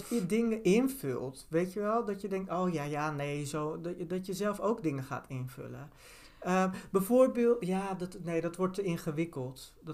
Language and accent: Dutch; Turkey; Eh, ik ben Turks en oh, heb niet altijd in alle vakjes die je had gehoord, zeg maar.